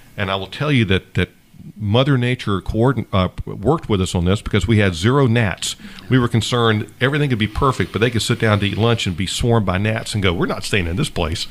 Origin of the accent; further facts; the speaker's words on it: Savannah, Georgia, United States; grew up on Isle Hope. I went to uh, public schools, Isle Hope, Bartlett, Jenkins High School